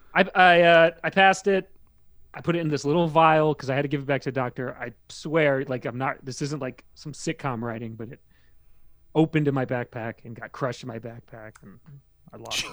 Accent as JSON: {"language": "English", "region": "Maryland", "country": "United States", "tie": "born or raised there", "moved": "as an adult", "lives_now": "New York, United States", "said": "I grew up in Maryland. I moved there in ninety-three, and then I, I left there"}